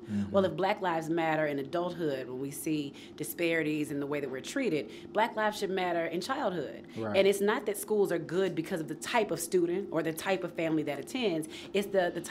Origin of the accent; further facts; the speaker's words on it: Nashville, Tennessee, United States; I grew up in North Nashville, should have been zoned to White's Creek